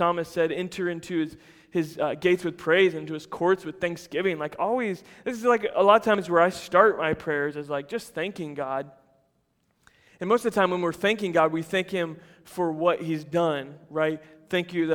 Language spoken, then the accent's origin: English; United States; as Americans